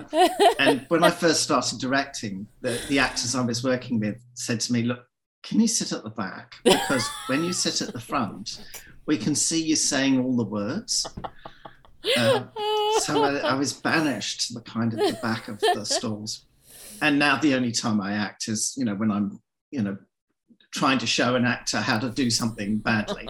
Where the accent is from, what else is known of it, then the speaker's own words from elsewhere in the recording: England, United Kingdom; moved away as an adult; also born or lived in London; now in Australia; I grew up in England, I grew up basically as an Australian